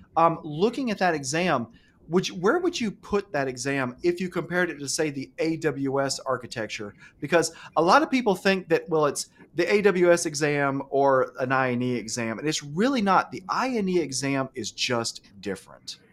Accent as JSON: {"language": "English", "region": "Alabama", "country": "United States", "tie": "born or raised there", "said": "I grew up here in Alabama. I have an Alabama education"}